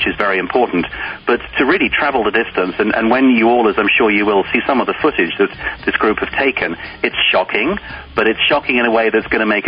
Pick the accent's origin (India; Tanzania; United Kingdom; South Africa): United Kingdom; England; accent: English; moved away as an adult; now in United States